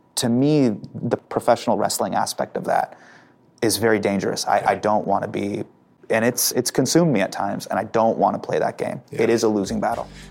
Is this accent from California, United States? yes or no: yes; Davis, California, United States; I grew up in Davis, which is right by Sacramento